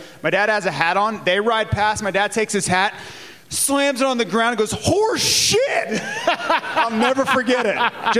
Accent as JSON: {"language": "English", "town": "Jacksonville", "region": "Florida", "country": "United States", "tie": "born or raised there", "said": "we go to Jacksonville, right? It's right my hometown."}